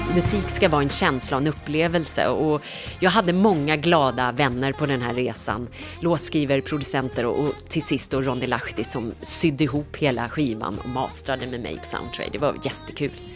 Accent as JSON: {"language": "Swedish", "region": "Norrland", "country": "Sweden", "tie": "born or raised there", "said": "jag är ju uppväxt i Norrland"}